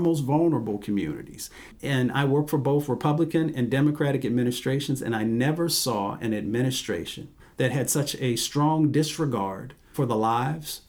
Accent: West Virginia, United States; moved away; I'm from West Virginia, and very proud of that, and the great sort of values and experiences that come with being a country boy, growing up, you know, running up and down the hills

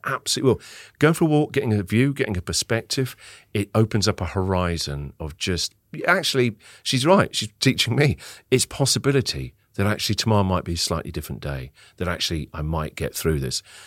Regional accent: Winchester, South East England, United Kingdom; moved away as an adult; now in Melbourne, Australia; a very small city called Winchester, about an hour and a half south of London

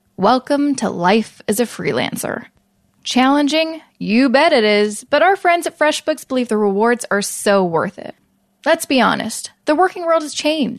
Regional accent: Vancouver, British Columbia, Canada; now in Toronto, Canada; I'm originally from Vancouver, now live in Toronto

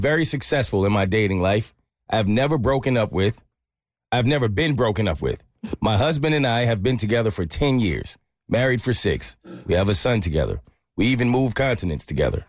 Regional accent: South Africa; English is a second language; moved away as an adult; now in Charleston, United States; all the way from South Africa

